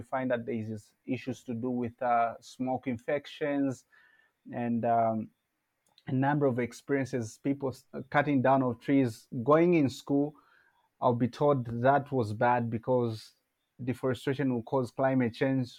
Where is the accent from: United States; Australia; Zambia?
Zambia; also born or lived in Petauke District, Eastern Province, Zambia; I was born in Zambia, specifically in 1997 in February. Grew up having had life experiences, starting from a village setup, also coming to the urban setup.